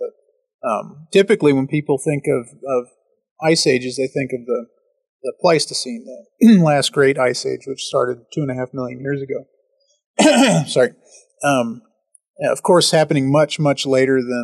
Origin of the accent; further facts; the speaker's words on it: Texas, United States; I'm from Texas